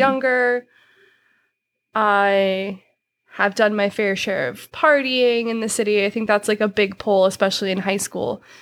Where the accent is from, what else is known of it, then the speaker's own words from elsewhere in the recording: Yuba City, California, United States; also born or lived in Truckee; I'm from Yuba City